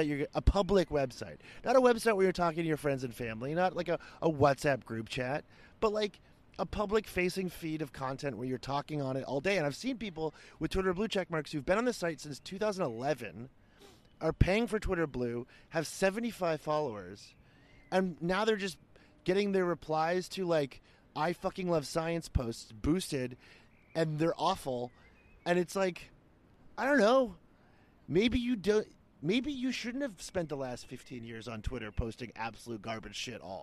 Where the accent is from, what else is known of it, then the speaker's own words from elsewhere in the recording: United States; as an American